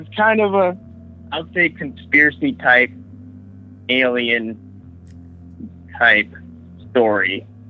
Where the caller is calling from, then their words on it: Sacramento, California, United States; from Sacramento, California.